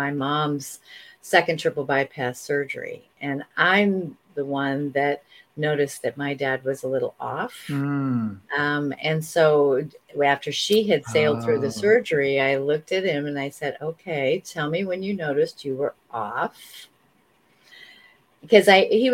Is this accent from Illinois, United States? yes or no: yes; Iowa border of Illinois, United States; moved away; also born or lived in Hong Kong / Chicago; I grew up on the Iowa border of Illinois.